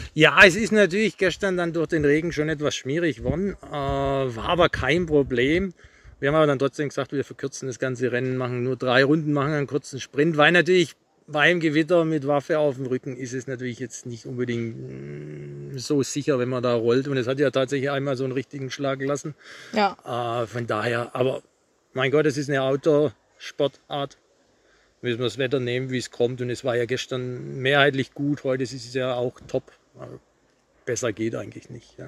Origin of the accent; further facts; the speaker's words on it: Rot am See, Baden-Württemberg, Germany; Ich komme aus Rot das ist so ganz grob zwischen Stuttgart, Nürnberg, Ulm, Würzburg, Kreuz A6, A7